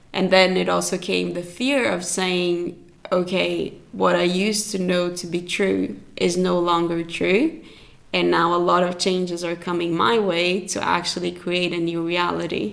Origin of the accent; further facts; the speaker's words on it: Brazil; moved away as an adult; also born or lived in Zurich, Switzerland; I grew up in Brazil and I've been in Switzerland for 12 years now